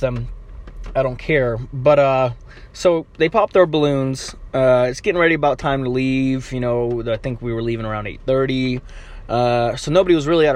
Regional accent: Ukraine; moved away; I'm Ukrainian. Not that that means anything, but, you know, I'm not from here, technically. I was born in Ukraine.

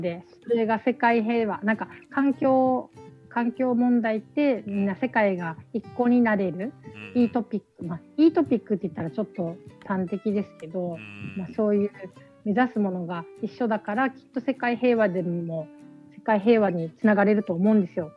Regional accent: Okinawa, Japan; 私なんて沖縄に生まれて

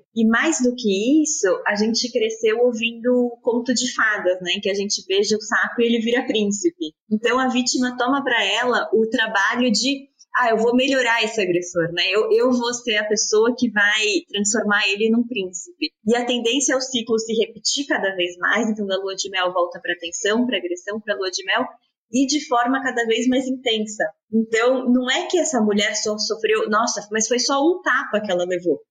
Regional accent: São Paulo, Brazil; nasci e cresci em São Paulo

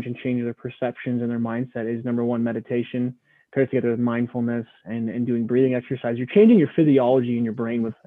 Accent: Midwest, United States; growing up in the Midwest

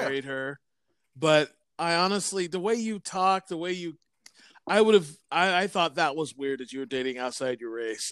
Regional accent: Vancouver, British Columbia, Canada; growing up in Vancouver in the eighties

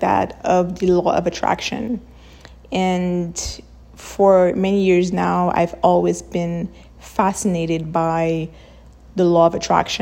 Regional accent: Haiti; I'm from Haiti

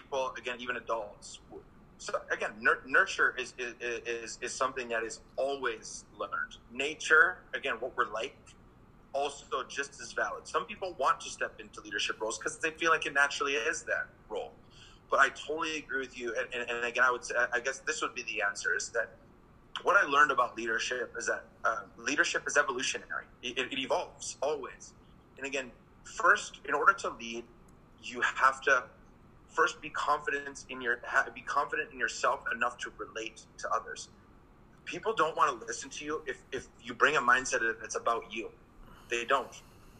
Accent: Green Bay, Wisconsin, United States; moved away as an adult; also born or lived in England; I'm a kid from Green Bay, Wisconsin

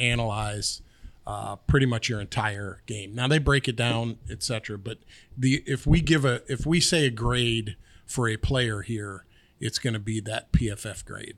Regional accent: Pennsylvania, United States; also born or lived in New York; I was born in New York, but I, I moved to northern, uh, northwestern Pennsylvania when I was young, probably, like, ten years old

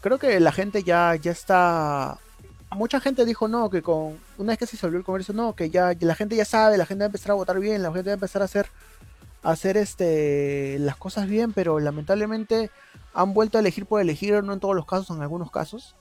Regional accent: Peru; nosotros como peruanos

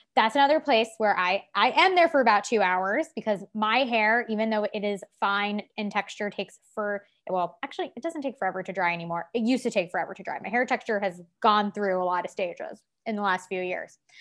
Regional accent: Long Island, New York, United States; Growing up on Long Island

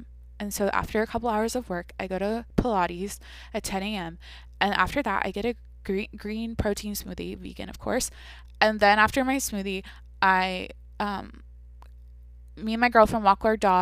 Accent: outside of Seattle, Washington, United States; moved away; I grew up outside of Seattle

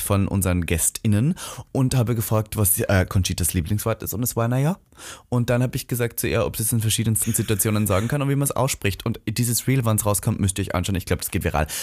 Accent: Austria; now in Germany; in meinem Heimatland

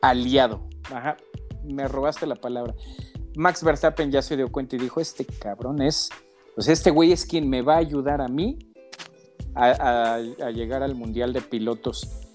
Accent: Mexico; Somos mexicanos

